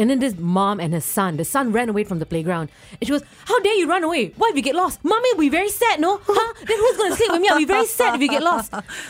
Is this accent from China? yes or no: no; Singapore; as a Singaporean